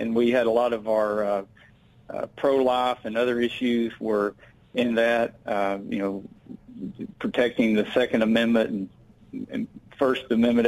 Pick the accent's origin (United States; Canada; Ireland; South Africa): United States; Hot Springs, Arkansas; my hometown of Hot Springs and Garland County